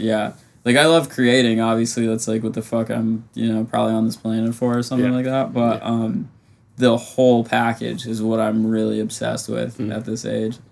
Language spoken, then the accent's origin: English; Vermont, United States; moved away; i could go home to like my hometown in vermont